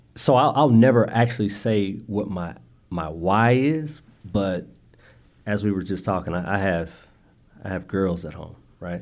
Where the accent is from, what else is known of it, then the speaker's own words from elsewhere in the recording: Indianapolis, Indiana, United States; I'm from the west side of Indy. Uh, grew up near, uh, Marion College, uh, Riverside